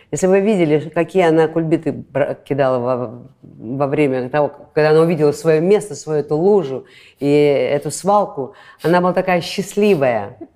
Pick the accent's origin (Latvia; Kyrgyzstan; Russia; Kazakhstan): Latvia; Латышка. Я латышка.